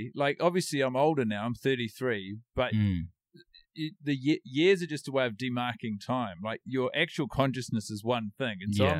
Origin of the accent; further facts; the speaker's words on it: Christchurch, Canterbury, New Zealand; I grew up in Christchurch, New Zealand.